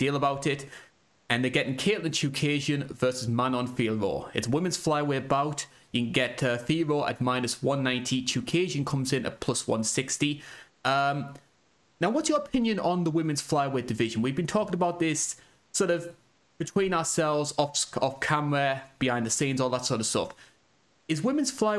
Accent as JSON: {"language": "English", "country": "United Kingdom", "said": "as a Brit."}